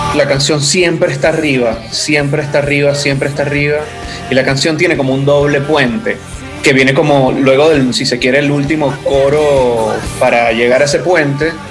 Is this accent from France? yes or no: no; eastern Venezuela, Venezuela; somos de Oriente